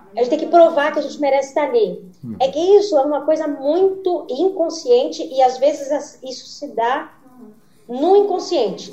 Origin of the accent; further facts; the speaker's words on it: Mato Grosso, Brazil; moved away as an adult; also born or lived in São Paulo; eu sou de Mato Grosso, né? Não tinha... A primeira vez que eu assisti uma peça de teatro, eu tinha 21 anos, foi quando eu mudei pra São Paulo